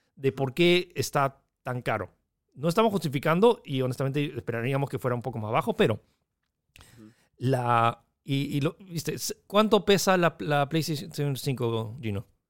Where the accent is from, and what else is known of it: Peru